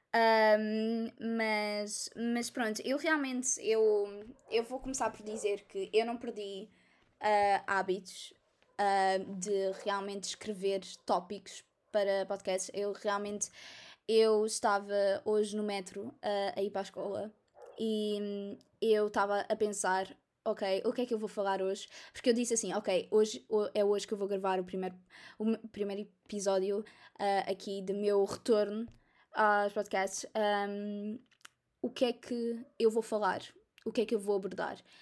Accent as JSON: {"language": "Portuguese", "town": "Almada", "region": "Setúbal", "country": "Portugal", "said": "sou da Almada"}